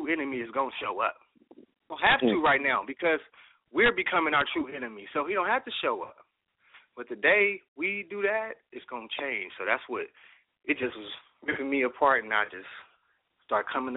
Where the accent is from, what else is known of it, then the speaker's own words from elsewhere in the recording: Oakland, California, United States; I'm from Oakland all my life